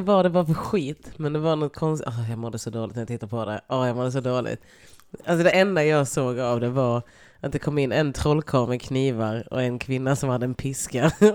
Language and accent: Swedish; Lund, Skåne, Sweden; jag är från Lund.